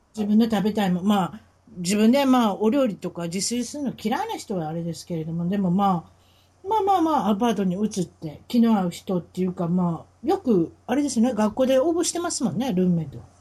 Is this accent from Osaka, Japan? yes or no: yes; Osaka, Japan; accent: Osaka dialect; 大阪弁喋る